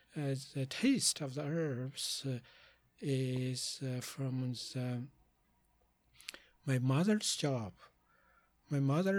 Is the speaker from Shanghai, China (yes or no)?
no; Zigong, Sichuan, China; moved away; go back to my hometown, the Zigong City, which is the south of the Chengdu University of Chinese Medicine